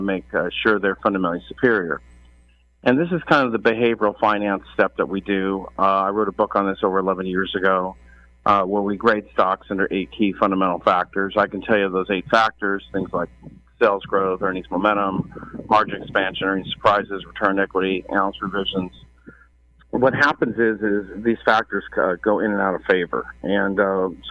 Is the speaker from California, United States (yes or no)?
yes; Berkeley, California, United States; I'm originally from Berkeley, California